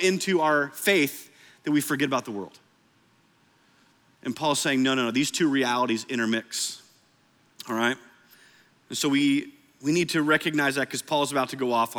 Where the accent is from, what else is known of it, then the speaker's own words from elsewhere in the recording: Iowa, United States; now in Oklahoma, United States; I know we're in Oklahoma, but I grew up in Iowa.